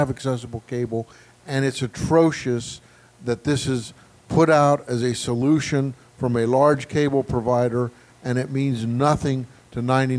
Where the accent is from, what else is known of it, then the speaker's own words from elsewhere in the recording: Florida, United States; I'm also from Florida.